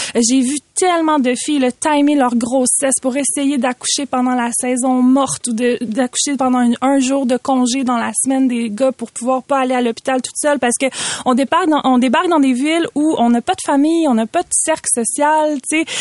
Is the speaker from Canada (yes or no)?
yes; Quebec, Canada; en tant que québécoise qui porte le nom de ses deux parents